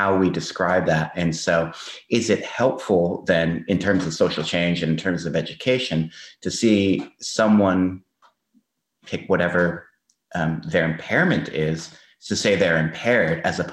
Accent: United States; moved away as an adult; now in Australia; as an American

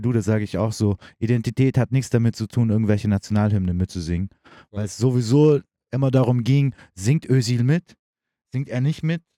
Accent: Germany; ich sehe mich auf jeden Fall als Deutscher

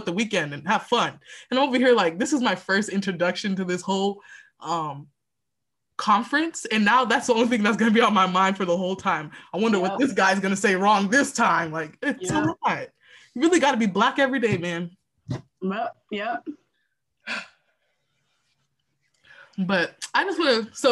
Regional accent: Texas, United States; also born or lived in Houston; I was born and raised in Texas

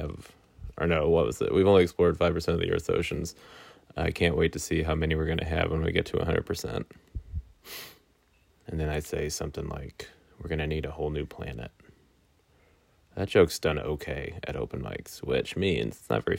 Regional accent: Weston, Missouri, United States; I have since moved back to Weston, Missouri, which is a suburb of Kansas City, in my hometown

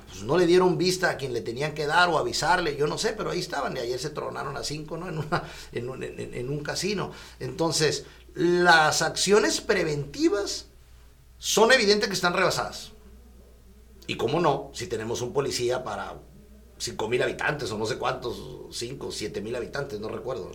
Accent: Mexico; yo soy de la Colonia Libertad

